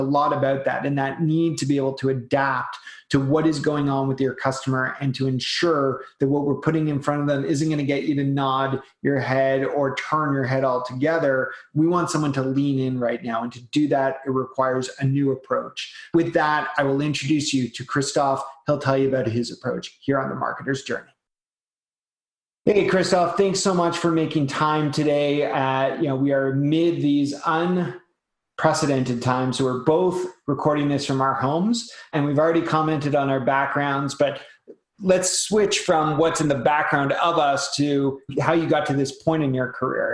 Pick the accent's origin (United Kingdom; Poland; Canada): Canada; I'm Canadian